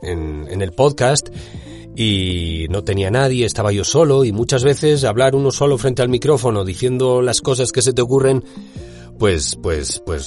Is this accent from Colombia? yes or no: no; Spain; accent: Spanish (Spain); mi acento español